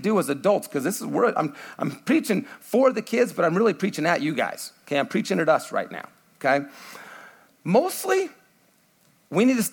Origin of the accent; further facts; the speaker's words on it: United States; I'm American